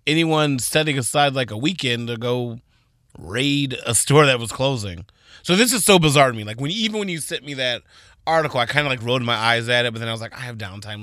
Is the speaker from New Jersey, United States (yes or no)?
no; Texas, United States; I was born in Texas to Donna and Floyd Anderson